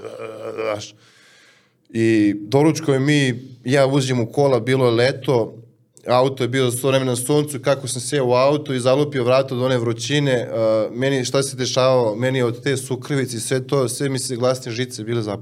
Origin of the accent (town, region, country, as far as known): Serbia